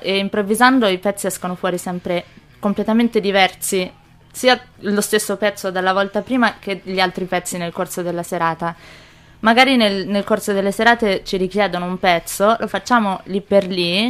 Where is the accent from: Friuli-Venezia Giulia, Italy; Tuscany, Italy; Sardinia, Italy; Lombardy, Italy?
Tuscany, Italy; Pistoia; also born or lived in Manchester; sono nata a Pistoia, però il mio, il mio, babbo è inglese